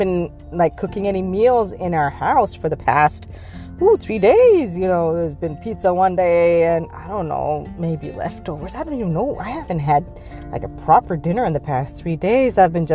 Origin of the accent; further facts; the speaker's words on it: Pakistan; moved away; when I was growing up in Pakistan, what usually used to happen is that Fridays were generally recognized as half days